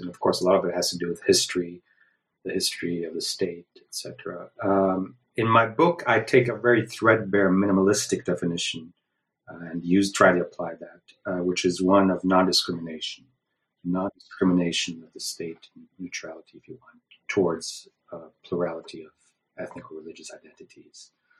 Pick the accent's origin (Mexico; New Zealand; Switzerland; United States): Switzerland; Well, I was born and raised in Switzerland to a parent's father being of Lebanese descent, an American, and my mom being of German descent, as a Swiss, basically, in Switzerland.